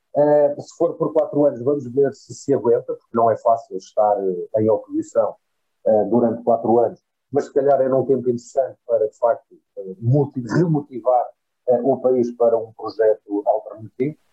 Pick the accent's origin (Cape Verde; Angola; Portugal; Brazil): Portugal; como português